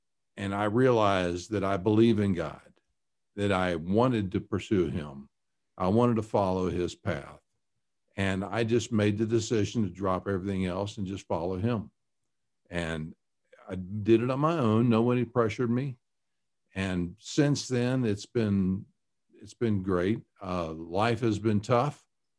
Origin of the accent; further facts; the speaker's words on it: Chattanooga, Tennessee, United States; also born or lived in Kentucky / New York; now in Colorado, United States; Well, I was born in Kentucky and raised in Tennessee and around Chattanooga. And went to high school up in New York State.